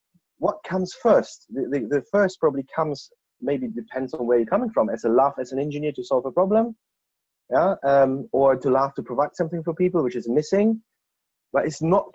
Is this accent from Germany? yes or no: yes; Germany; moved away as an adult; now in Bristol, United Kingdom; I'm an expat from Germany